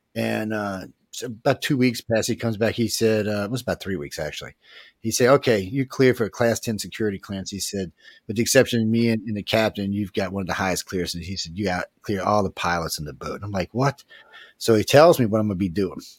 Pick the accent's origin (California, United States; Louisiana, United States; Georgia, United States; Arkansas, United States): Louisiana, United States; New Orleans; I'm from New Orleans